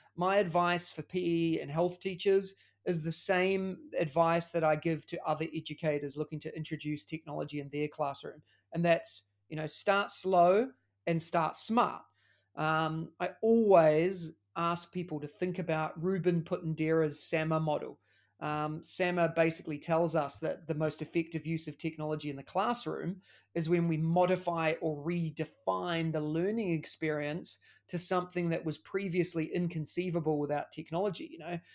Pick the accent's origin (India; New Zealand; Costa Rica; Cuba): New Zealand; moved away as an adult; now in Singapore; As you can tell by the accent, I'm also from New Zealand